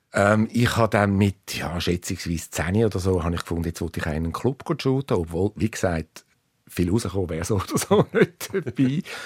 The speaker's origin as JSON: {"language": "German", "region": "suburbs of Zurich", "country": "Switzerland", "tie": "born or raised there", "said": "ich bin im Speckgürtel von Zürich aufgewachsen"}